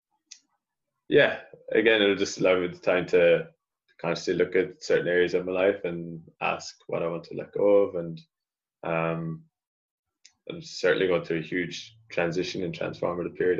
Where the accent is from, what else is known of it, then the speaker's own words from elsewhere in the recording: Ireland; reconnecting to my roots as an Irish person and as a Celt and as a Gaelic person